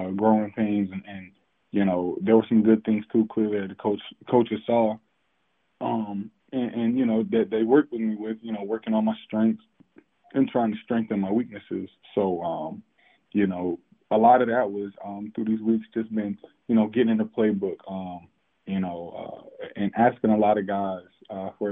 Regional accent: Fayetteville, North Carolina, United States; I'm from Fayetteville

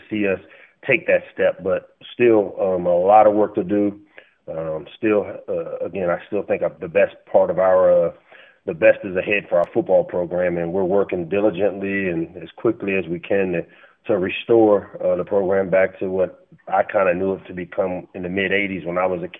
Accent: Washington, District of Columbia, United States; Grew up in the southwest section of D.C., down in the Greenleaf area as a child.

